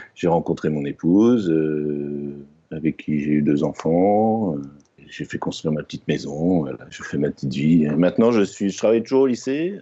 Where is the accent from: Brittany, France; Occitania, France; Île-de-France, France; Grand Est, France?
Brittany, France; Rennes; Je suis né à Rennes.